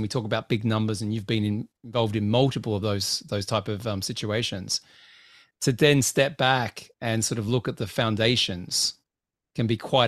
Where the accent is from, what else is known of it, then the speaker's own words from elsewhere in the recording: Australia; Adam, I'm from Australia, mate.